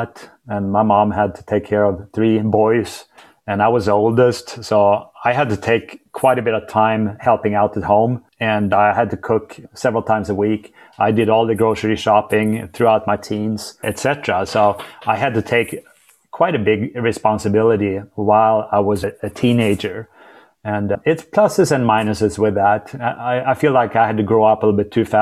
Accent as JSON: {"language": "English", "country": "Sweden", "moved": "yes", "lives_now": "Dallas, United States", "said": "I'm from Sweden."}